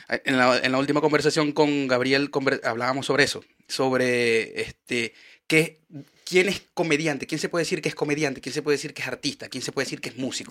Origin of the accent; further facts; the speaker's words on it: Maracaibo, Zulia, Venezuela; now in Chile; yo vengo de Maracaibo, donde el calor es infernal.